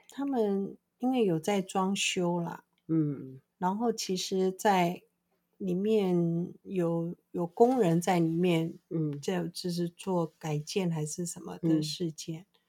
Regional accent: Taiwan; 对，我们台湾人是非常喜欢吃猪肉

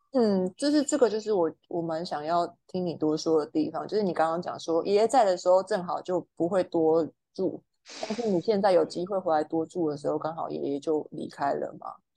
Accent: Meinong, Kaohsiung, Taiwan; moved away as an adult; also born or lived in Taichung / northern Taiwan; 从小住到，呃，大学就是考到台中的学校嘛

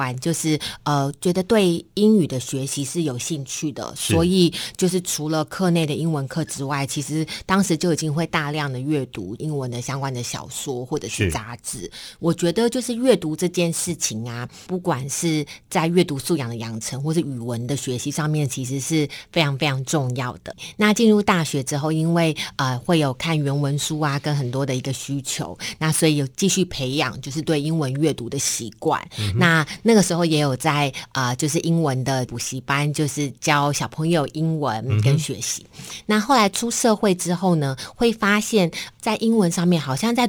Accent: Taipei, Taiwan; 我是土生土长的台湾人，嗯，台北人，在台北求学。我其实小学、国中、高中、大学都在台北市的界限范围内，哈，都没有都没有出过台北市。

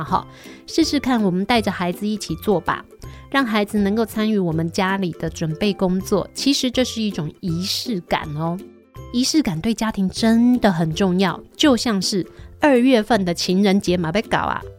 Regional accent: Taiwan; 我们台湾人就是充满了人情味

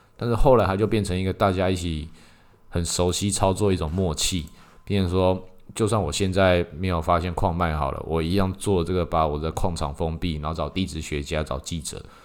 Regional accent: Taiwan; 在我们台湾这边就特别多这一种

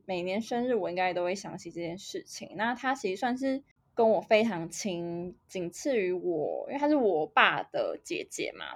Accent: Taiwan; moved away as an adult; 所以我的家乡对我来说就还是台湾

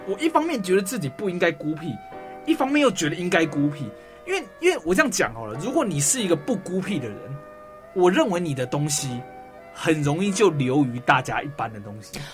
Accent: Taoyuan, Taiwan; 我是桃园人

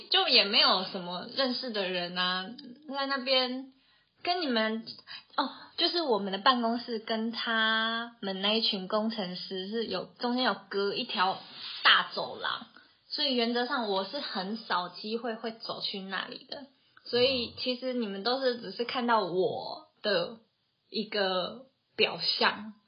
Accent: Taoyuan, Taiwan; moved away as an adult; now in Tainan, Taiwan; 我就是从小到大都土生土长在桃园生活的一个桃园人。就是国小、国中到大学出社会都一直在桃园生活，直到去年结婚才搬来台南

